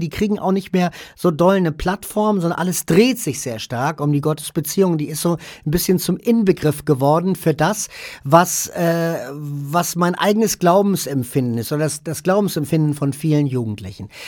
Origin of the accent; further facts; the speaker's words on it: Hamburg, Germany; also born or lived in Vordertaunus near Frankfurt; now in Vordertaunus, Germany; Ich komme aus dem Norden, also aus Hamburg eigentlich, bin da aber weggezogen